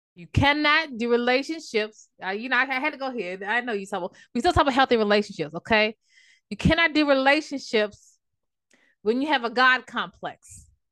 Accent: Maryland, United States; moved away as an adult; now in North Carolina, United States; I'm originally from Maryland

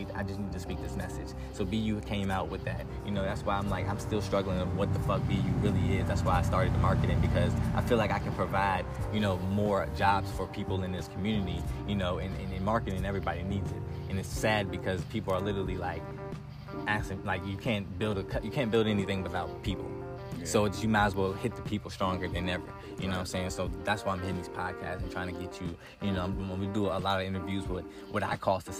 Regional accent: Virginia, United States; I'm not from DC, but I'm from the DMV, from Virginia, so it's just like, I feel like that's my hometown

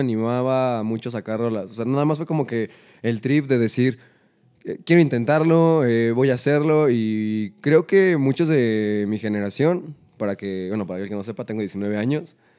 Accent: Coacalco, State of Mexico, Mexico; Soy un trapero de Coacalco

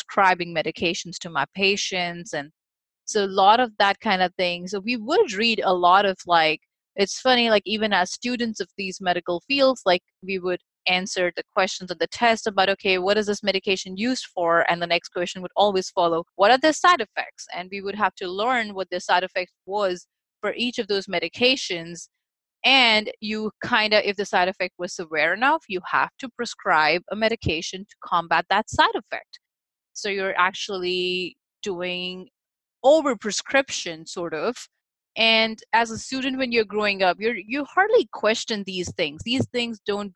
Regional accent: India; moved away; I, who was actually growing up in India

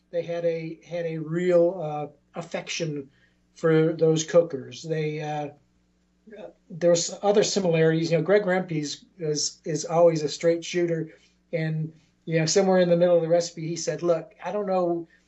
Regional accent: Augusta, Georgia, United States; also born or lived in Savannah; as far as uh, Charleston, I mean, I'm from, uh, I came from Augusta, uh, used to live in Savannah, and I think now Charleston is absolutely the best place for barbecue.

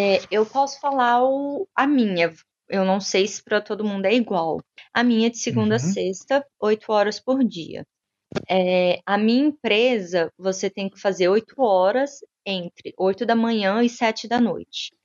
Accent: Brazil; first language Portuguese; moved away as an adult; also born or lived in Brasília; now in London, United Kingdom; eu não vir de um país que fala inglês, que eu não sou nativa

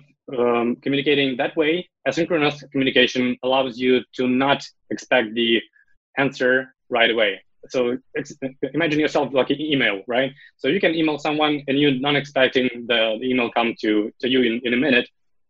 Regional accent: Ukraine; I'm from Ukraine

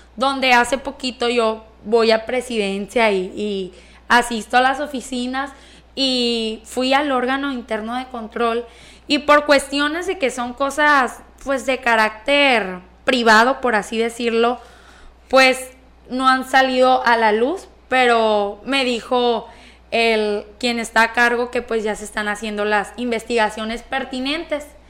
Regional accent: Escuinapa, Sinaloa, Mexico; yo nací aquí en Escuinapa, entonces yo veía mi municipio que carecía de todo

